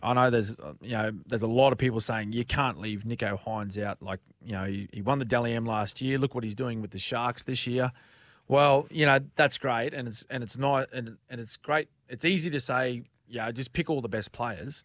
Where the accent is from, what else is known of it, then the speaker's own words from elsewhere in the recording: Queensland, Australia; speaking as a Queenslander